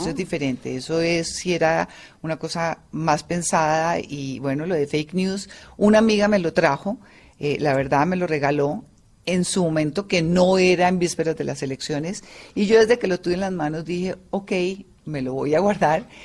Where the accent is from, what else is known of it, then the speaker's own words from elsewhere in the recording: Colombia; somos nosotros los colombianos